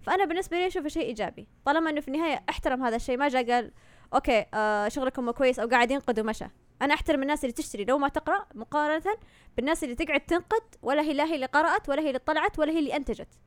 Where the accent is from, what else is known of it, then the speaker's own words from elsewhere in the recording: Saudi Arabia; عندنا في السعودية